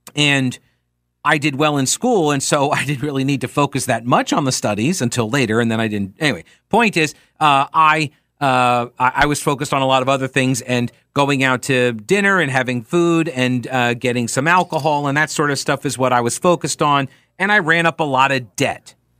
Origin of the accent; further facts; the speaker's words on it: New York, United States; moved away; I'm originally from New York